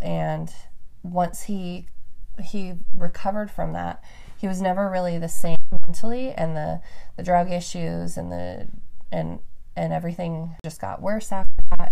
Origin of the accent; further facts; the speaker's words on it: Reno, Nevada, United States; moved away; also born or lived in Roseville, California; I was actually born in Roseville, California, and then my family is all from the Bay Area. And we moved up to Reno, which is in the high desert, the Sierra Nevada mountains.